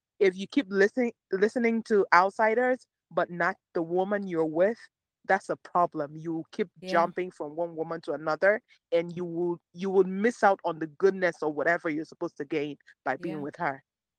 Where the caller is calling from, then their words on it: Maryland, United States; I'm calling you from Maryland.